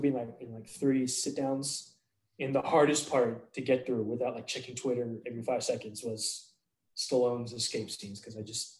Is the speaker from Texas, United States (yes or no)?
yes; Houston, Texas, United States; I grew up in Houston, Texas